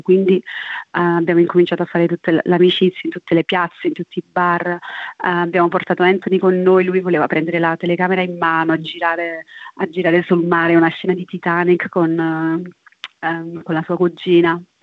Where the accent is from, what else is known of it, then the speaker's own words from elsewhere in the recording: Casoria, Campania, Italy; moved away; also born or lived in London / Naples / Rio de Janeiro; vengo da Casoria, sono cresciuta tra Casoria e Londra e adesso sto vivendo tra Napoli e Rio de Janeiro